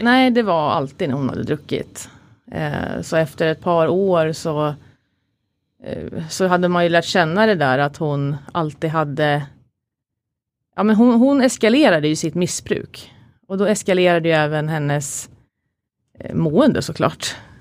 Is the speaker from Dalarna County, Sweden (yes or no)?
no; Katrineholm, Södermanland, Sweden; moved away; also born or lived in Stockholm; växte upp som alla andra, i en, eh, eller de flesta, liksom i en eh, kärleksfull familj med mamma, pappa, min lillebror Christian då, och en storebror som heter Peter utanför Katrineholm. Så jag är inte från Stockholm från början